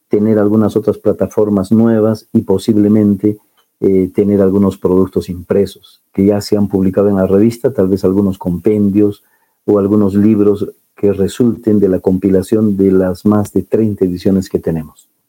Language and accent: Spanish; Cusco, Peru; nosotros como andinos, como cusqueños